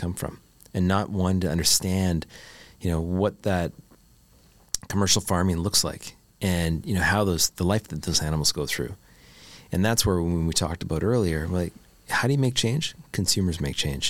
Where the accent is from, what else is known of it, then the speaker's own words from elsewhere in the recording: Canada; I'm a Canadian boy.